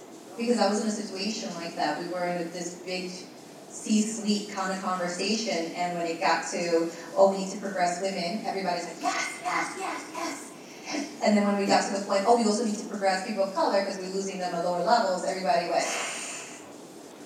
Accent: New York City, New York, United States; I grew up in the South Bronx.

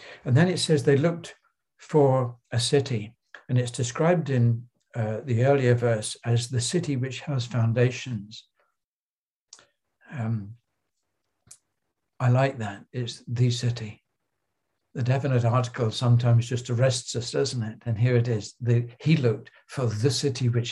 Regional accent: Crowborough, South East England, United Kingdom; I grew up in Crowborough in Sussex in the south of England

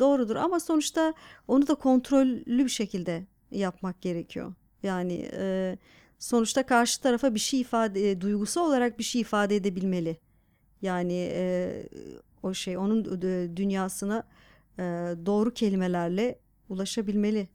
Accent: Diyarbakır Province, Turkey; now in Istanbul, Turkey; Diyarbakır'da büyüdüm sonuçta.

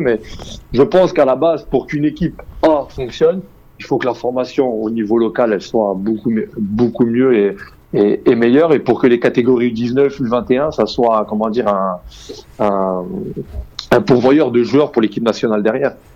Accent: Algeria; On est algérien

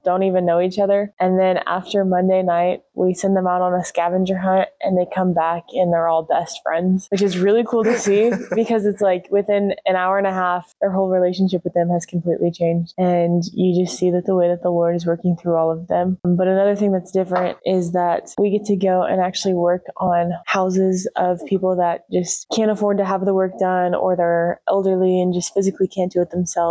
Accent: Oakley, Kansas, United States; I grew up in just outside of Oakley, Kansas

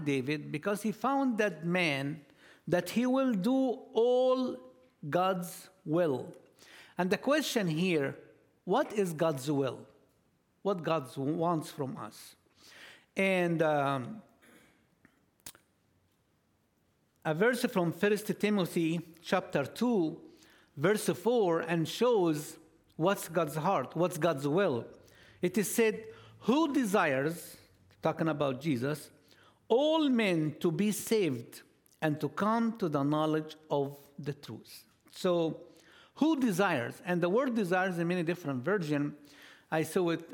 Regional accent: Egypt; English is a second language; now in Orlando, United States; we are all from Egypt. We're located in Orlando

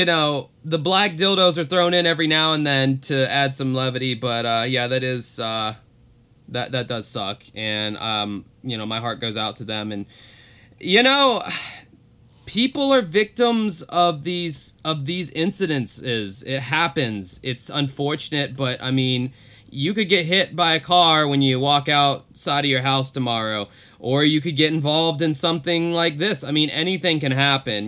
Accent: Jacksonville, Florida, United States; my hometown of Jacksonville, Florida

